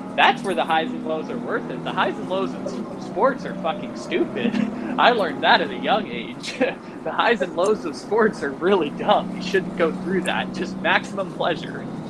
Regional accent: San Diego, California, United States; moved away; That's my that's my hometown

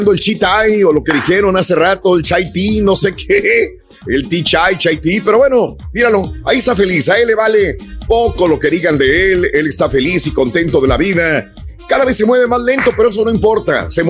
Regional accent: Mexico; now in United States; yo cuando llegué de México acá a los Estados Unidos venía comiendo, pues carbón, eso es lo que comía

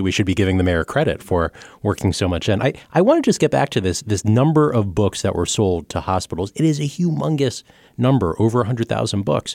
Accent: Baltimore, Maryland, United States; moved away; I'm from Baltimore. I, I interned at the Sun when I was in high school

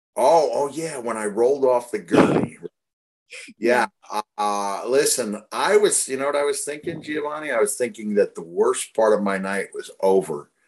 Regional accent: Bloomington, Indiana, United States; I'm a natural born Hoosier myself. I was born in Bloomington

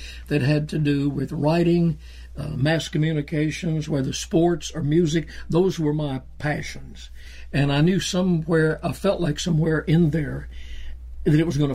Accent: Georgia, United States; also born or lived in South Carolina; I grew up in Georgia.

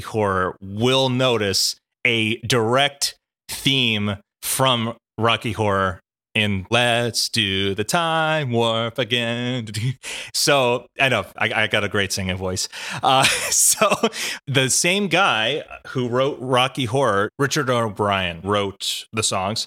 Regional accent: Australia; our cultural history in Australia

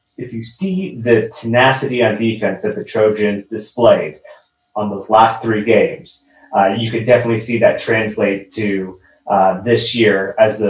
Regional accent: San Diego, California, United States; I'm from San Diego

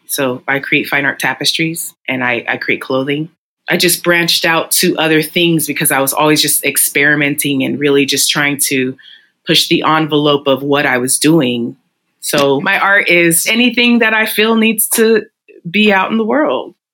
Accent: San Francisco, California, United States; I was born and raised here.

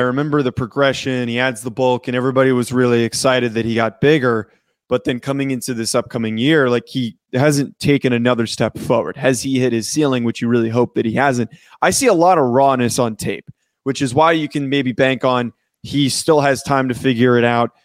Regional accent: New Jersey, United States; I was from North Jersey

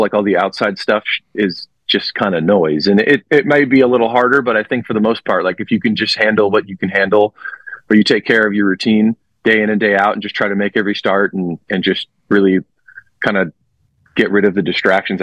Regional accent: Los Angeles, California, United States; moved away; my hometown team going back home

